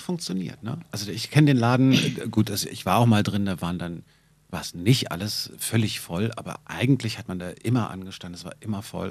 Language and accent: German; Berlin, Germany; als Berliner